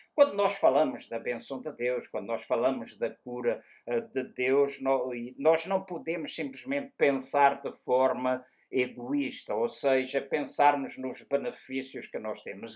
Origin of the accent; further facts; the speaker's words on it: Luanda, Luanda Province, Angola; moved away; na cidade onde nasci, em Luanda